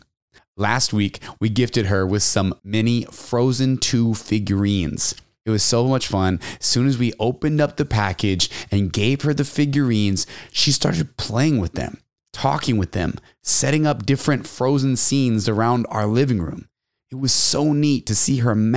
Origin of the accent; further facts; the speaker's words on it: Texas, United States; also born or lived in San Antonio, Texas; now in California, United States; Definitely miss Texas, my home state